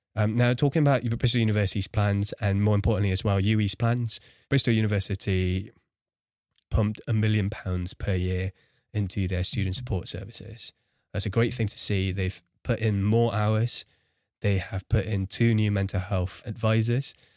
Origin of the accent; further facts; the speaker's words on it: Singapore; I grew up in Singapore, one of the cities in a world with the highest rates of suicide